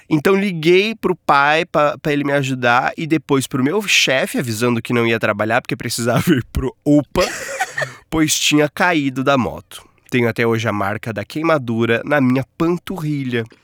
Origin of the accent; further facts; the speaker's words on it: Telêmaco Borba, Paraná, Brazil; Sou de Telemaco Borba, que Desa lança o desafio de pronunciar o nome da minha cidade de forma correta.